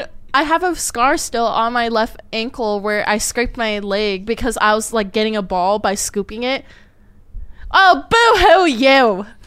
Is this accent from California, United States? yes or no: yes; California, United States; I'm a Californian.